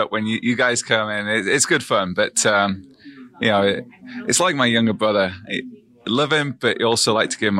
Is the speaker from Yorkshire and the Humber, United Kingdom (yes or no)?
yes; Sheffield, Yorkshire and the Humber, United Kingdom; I'm from Sheffield in England.